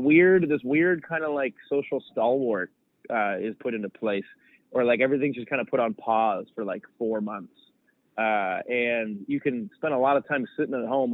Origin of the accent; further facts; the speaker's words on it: Canada; I'm from Canada too, which is a gigantic country as well